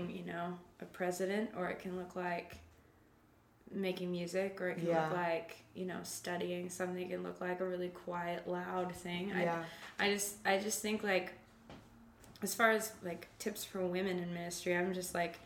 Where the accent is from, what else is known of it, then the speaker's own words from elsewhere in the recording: Canada; I grew up in Canada, and it's very, like, free for all